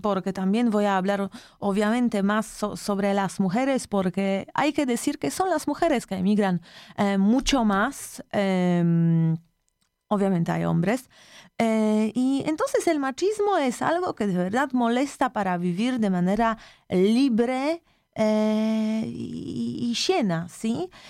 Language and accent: Spanish; Poland; Spanish is a second language; moved away; also born or lived in Latin America; yo soy de Polonia